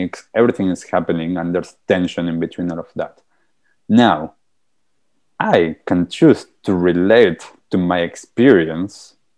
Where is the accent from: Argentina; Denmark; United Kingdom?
Argentina; moved away; I'm also from Argentina. And back in Argentina, I was a very stressed out person